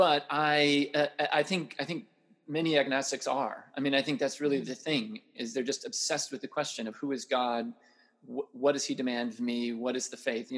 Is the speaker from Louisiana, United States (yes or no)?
no; Florida, United States; also born or lived in Tennessee; now in Dallas, United States; I'm actually from Florida